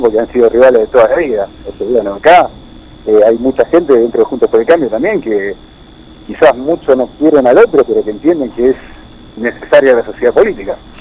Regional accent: Junín, Buenos Aires Province, Argentina; nosotros que somos de Junín decimos que nos conocemos todos

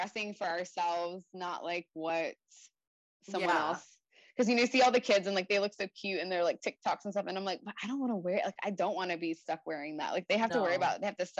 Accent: Atlanta, Georgia, United States; we're from Atlanta

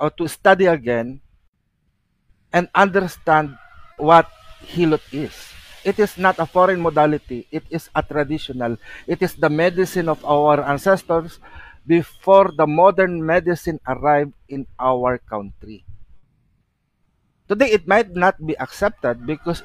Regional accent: Philippines

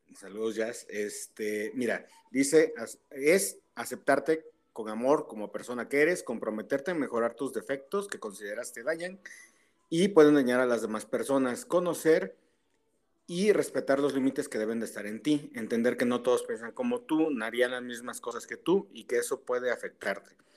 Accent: Tehuacán, Puebla, Mexico; de mi pueblo, de, Tehuacán

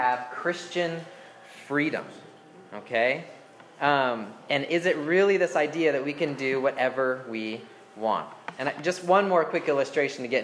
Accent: United States; as an American, as Americans

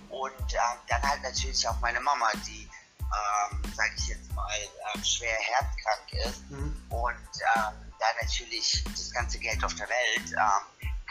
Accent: Munich, Bavaria, Germany; born there; now in Berlin, Germany; ich bin Wahlberliner, ähm, mhm. ich bin in München geboren, bin nach Berlin gezogen, ganz bewusst ich liebe die Techno-Szene in Berlin.

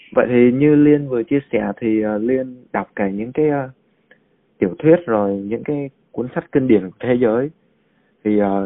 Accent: Vietnam; nước mình cụ thể là người Việt Nam mình

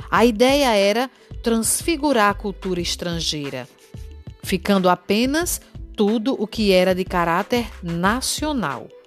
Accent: Brazil

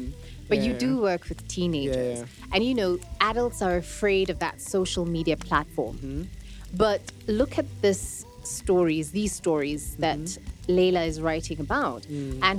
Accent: Nairobi, Kenya; I'm like, no, I'm Kenyan. I'm from Nairobi and you're not going to ask me my tribe.

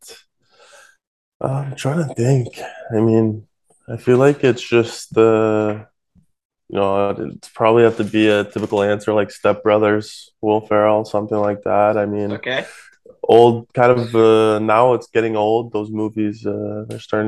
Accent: Canada; I'm Canadian

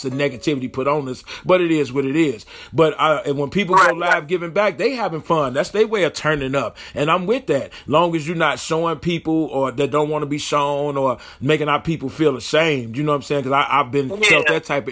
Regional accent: Chicago, Illinois, United States; I'm from Chicago

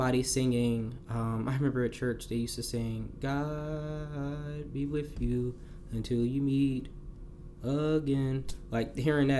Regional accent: New Jersey, United States; growing up in Jersey, all you hearing is New York music

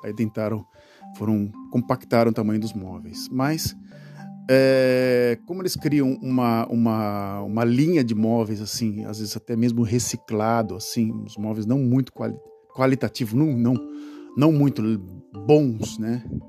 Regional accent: Brazil; moved away as an adult; now in Netherlands; Eu morei no Brasil durante 32 anos, né? Saí do Brasil com 32 anos de idade

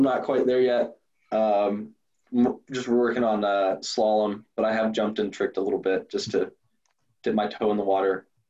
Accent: West Texas, United States; I'm from West Texas, so there's not a whole lot of water around us.

